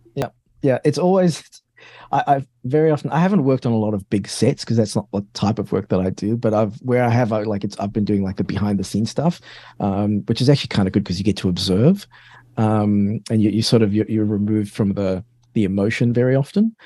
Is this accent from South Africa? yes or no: yes; South Africa; moved away; also born or lived in London, United Kingdom / Australia; I grew up in South Africa